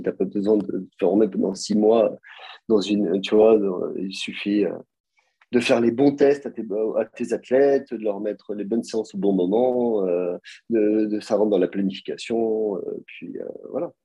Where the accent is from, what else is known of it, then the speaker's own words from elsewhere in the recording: Nice, Provence-Alpes-Côte d'Azur, France; now in Geneva, Switzerland; je viens de Nice